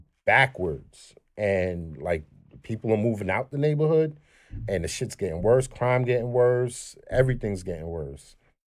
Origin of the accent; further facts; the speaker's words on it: Flatbush, New York, United States; moved away; I'm from Flatbush, right? And I just moved from Flatbush not too long ago. And during the pandemic, I seen this shit starting to revert back to the way shit was when I was growing up.